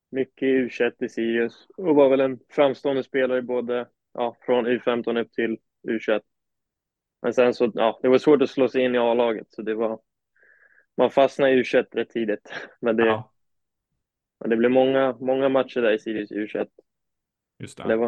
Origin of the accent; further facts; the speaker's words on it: Uppsala, Uppsala County, Sweden; now in United States; Så jag började spela i gamla Uppsala SK i Uppsala.